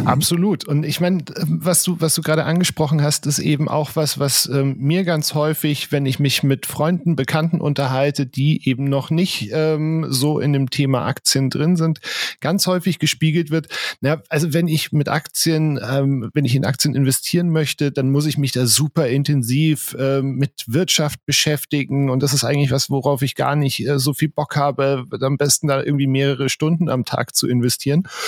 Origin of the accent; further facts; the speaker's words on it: Bavaria, Germany; bei uns in Bayern